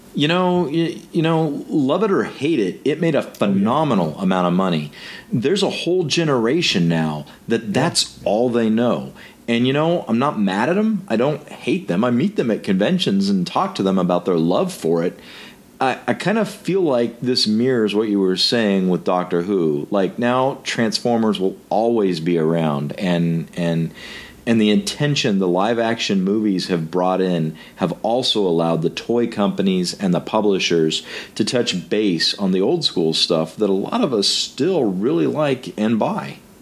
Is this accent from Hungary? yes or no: no; United States; being an American